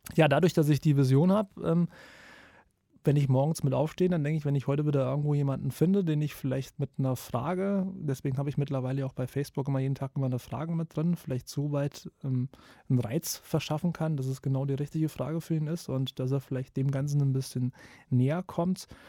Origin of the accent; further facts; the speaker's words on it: Kassel, Hesse, Germany; ich komme aus Kassel